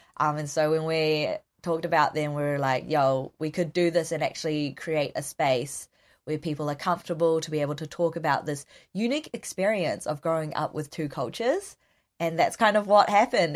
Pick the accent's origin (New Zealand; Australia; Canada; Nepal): New Zealand; accent: Kiwi; I'm ethnically Korean, but born and raised in New Zealand